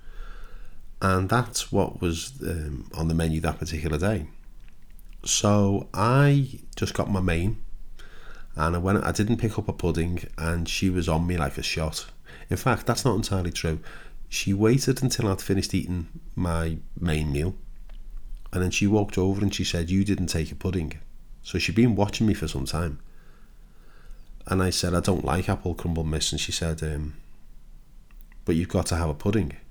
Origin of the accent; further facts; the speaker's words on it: Liverpool, North West England, United Kingdom; now in Kent, United Kingdom; I live in Kent now, but when I was a young boy, I was born in Liverpool